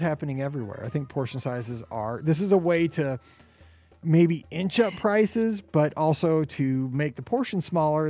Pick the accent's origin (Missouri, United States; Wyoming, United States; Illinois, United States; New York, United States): Missouri, United States; I'm from Missouri and we're hardworking